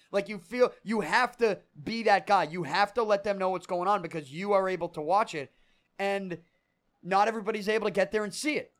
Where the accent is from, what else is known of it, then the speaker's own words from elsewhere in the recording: Boston, Massachusetts, United States; grew up on Third Street